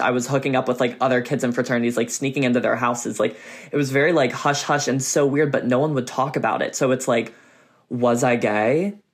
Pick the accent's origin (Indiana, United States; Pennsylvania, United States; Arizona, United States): Pennsylvania, United States; Kennett Square; moved away as an adult; now in Los Angeles, United States; I'm from um, a small town called Kennett Square, Pennsylvania. It's a mile by a mile wide because it's a square